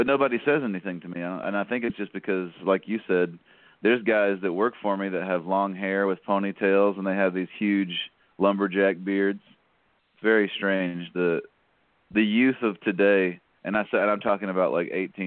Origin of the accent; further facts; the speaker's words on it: Atlanta, Georgia, United States; growing up in Atlanta, they're just, yeah, I mean, we were on the outskirts of Atlanta